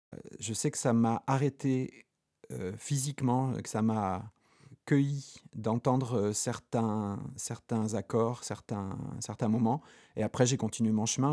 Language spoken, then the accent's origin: French; Haute-Corse, Corsica, France; moved away; also born or lived in Poland / Limousin; j'ai grandi en Haute-Corse